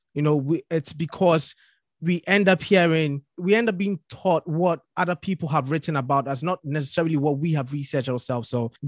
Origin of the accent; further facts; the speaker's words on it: Ghana; now in United Kingdom; I'm from Ghana.